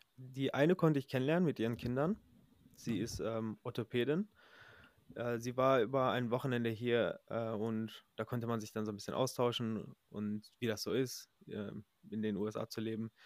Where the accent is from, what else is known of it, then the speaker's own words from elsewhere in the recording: Recklinghausen, North Rhine-Westphalia, Germany; moved away as an adult; now in United States; ich komme ja ursprünglich aus Recklinghausen, aus der Nähe von äh, NRW